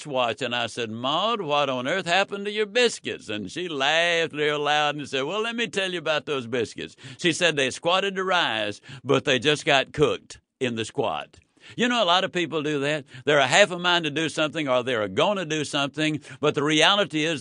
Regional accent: Yazoo City, Mississippi, United States; When I was a child, I was raised in Yazoo City, Mississippi.

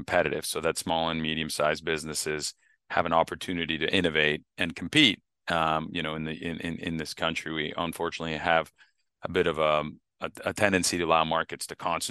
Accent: Canada; moved away; I grew up in Canada

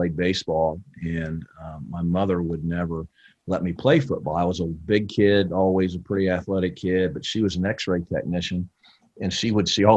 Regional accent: Brooksville, Florida, United States; also born or lived in Connecticut; I grew up really in Brooksville, Florida, kind of central Florida, a little north of Tampa there

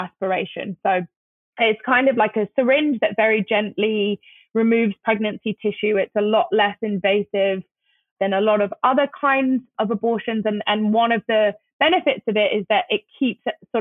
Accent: London, United Kingdom; moved away as an adult; now in United States; I grew up in London

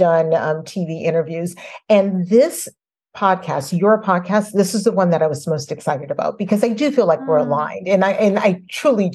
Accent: New Orleans, Louisiana, United States; I was a little girl and growing up in New Orleans

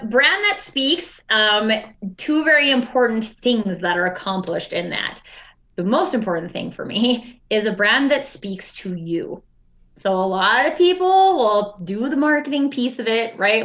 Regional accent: Alberta, Canada; we're both from Alberta

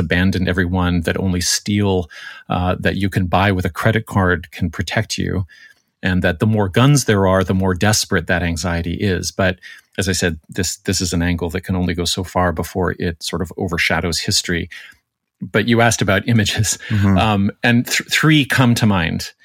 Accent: Canada; Speaking as the Canadian on staff

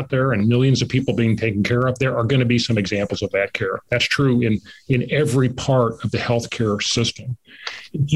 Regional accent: Kansas, United States; I'm from Kansas

